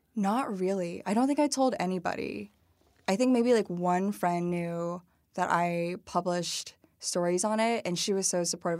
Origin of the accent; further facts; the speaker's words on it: Dunlap, Illinois, United States; moved away; also born or lived in Madison, Wisconsin / Peoria, Illinois; It's called the, the, the Village of Dunlap. It, like, used to be a farming village. Basically, it's now more of, like, a suburb of Peoria. Um, and I really grew up there, I think, from the age of seven through, like, high school